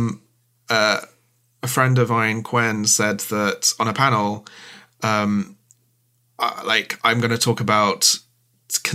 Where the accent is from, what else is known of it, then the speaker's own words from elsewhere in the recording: United Kingdom; as British people